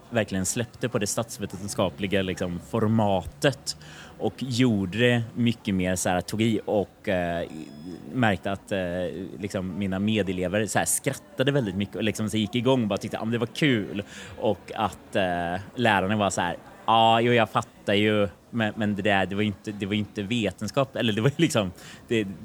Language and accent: Swedish; Kristinehamn, Värmland, Sweden; Det var i Kristinehamn.